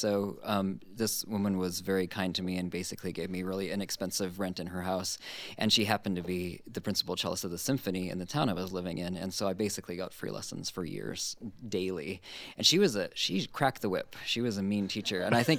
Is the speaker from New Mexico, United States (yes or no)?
no; Honolulu, Hawaii, United States; moved away; I grew up in Honolulu